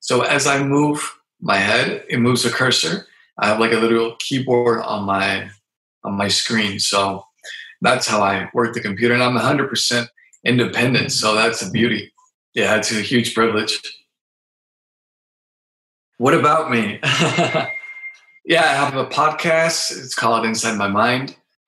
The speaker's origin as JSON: {"language": "English", "region": "Mexico City", "country": "Mexico", "tie": "born there", "also_born_or_lived": "San Diego, United States", "lives_now": "Tijuana, Mexico", "said": "I currently live in Tijuana, Mexico, in Baja California. I was born in Mexico City."}